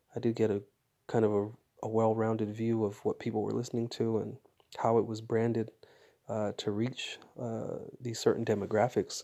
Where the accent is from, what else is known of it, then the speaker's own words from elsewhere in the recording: Fresno, California, United States; growing up in Fresno